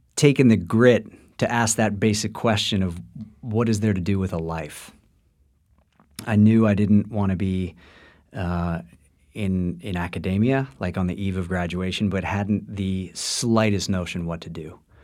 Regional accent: Washington, District of Columbia, United States; I was born in, uh, the nation's capital of Washington, D C

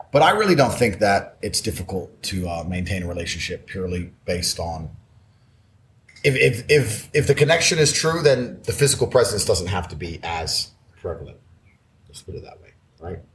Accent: Luton, East of England, United Kingdom; moved away as an adult; also born or lived in Washington, D.C., United States; I left when I was nine, and I grew up on a council estate in Luton

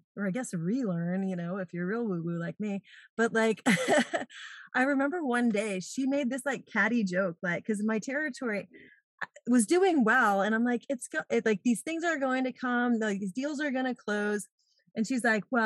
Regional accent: East Coast, United States; moved away as an adult; also born or lived in San Diego / Atlanta; now in St. Petersburg, United States; I grew up on the East Coast and moved out to San Diego

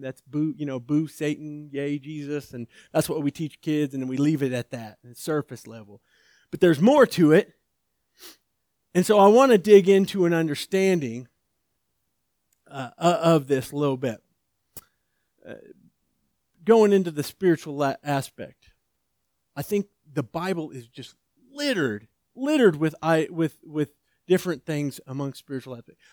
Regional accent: outside of Atlanta, Georgia, United States; I was born outside of Atlanta, Georgia, uh, in the back of a pickup truck

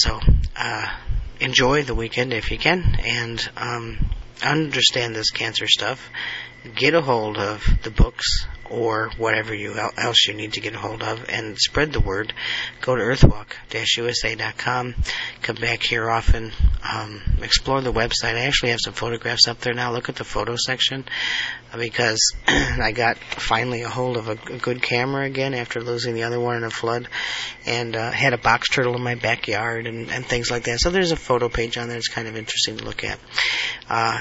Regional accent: United States; I have an obligation to be part of what my country is involved in and be an American

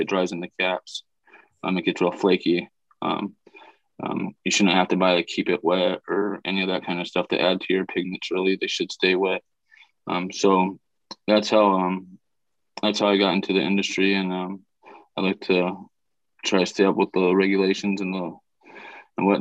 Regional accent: Southern California, United States; I'm from Southern California

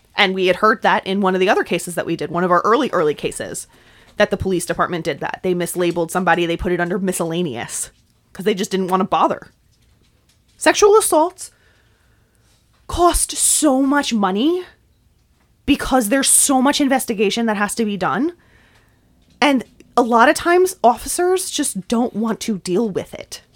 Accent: New York, United States; accent: New York; my New York accent

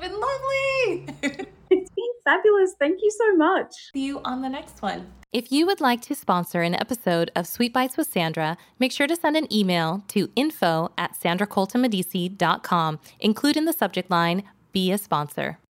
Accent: Las Vegas, Nevada, United States; my hometown of Las Vegas

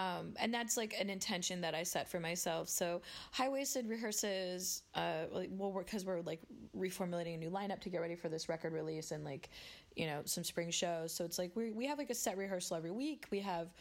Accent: Phoenix, Arizona, United States; moved away as an adult; also born or lived in Washington, D.C.; now in New York City, United States; I grew up in Phoenix, Arizona, and went to school in D.C. and then sort of found my way to New York by following a boy.

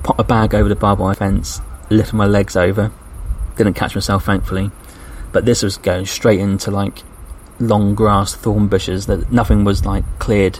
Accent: England, United Kingdom; I'm English

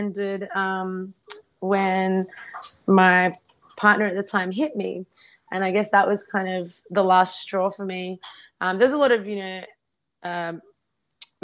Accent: Australia; also born or lived in Ukraine; I was about 3 years old. She was just, born. And we moved to Australia to start a new life

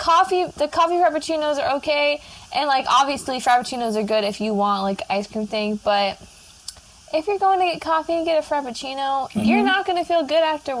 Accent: Washington, United States; I'm from Washington

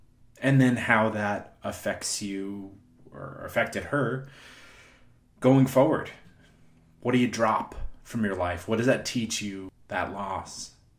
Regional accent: New York, United States; accent: New York; Hot dog is one of those things that my New York accent will always come out for. I don't really have one otherwise, but or maybe I do.

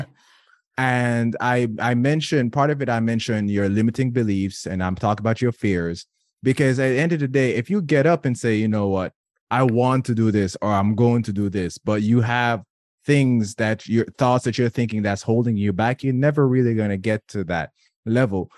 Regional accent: Jamaica; being Jamaican, being in my culture

